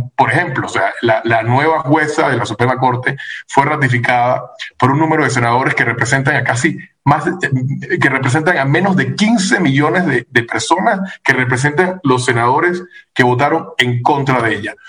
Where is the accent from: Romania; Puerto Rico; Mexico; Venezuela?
Venezuela; now in United States; como venezolano te puedo decir